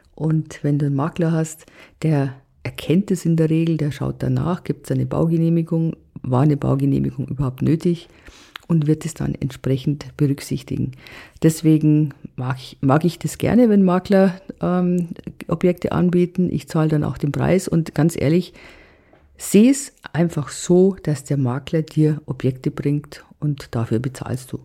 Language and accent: German; Germany; bei uns in Deutschland